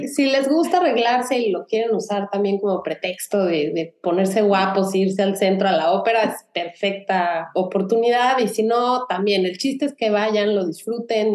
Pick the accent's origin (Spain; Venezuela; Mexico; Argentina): Mexico; now in Houston, United States; Ani y yo somos de México